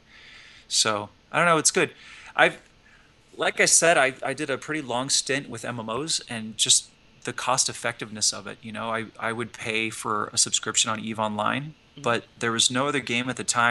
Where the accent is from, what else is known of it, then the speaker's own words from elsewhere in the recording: the Plains States, United States; I'm from the Plain States